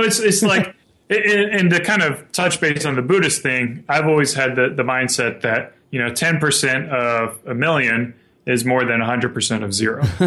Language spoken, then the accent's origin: English; South Carolina, United States; moved away as an adult; now in Spokane, United States; I grew up in South Carolina and moved out here about five years ago